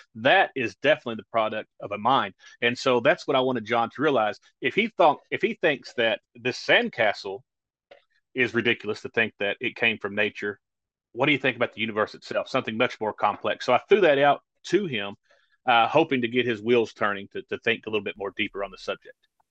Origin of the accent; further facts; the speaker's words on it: rural Kentucky, United States; I actually minister in a community not far from my hometown